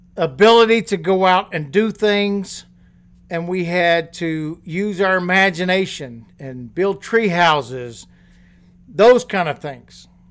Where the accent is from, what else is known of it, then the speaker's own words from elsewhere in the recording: Louisiana, United States; when I was going to school and growing up in Louisiana